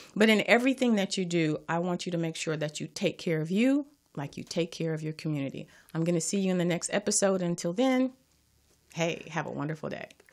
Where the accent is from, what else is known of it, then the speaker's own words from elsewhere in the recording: Los Angeles, California, United States; I am from Watts